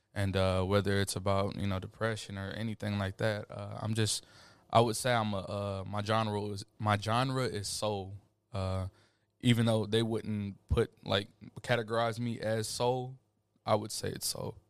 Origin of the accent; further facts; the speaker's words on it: Killeen, Texas, United States; also born or lived in Montgomery, Alabama; from Killeen, Texas. I was born in Montgomery, Alabama, October second, nineteen ninety-eight.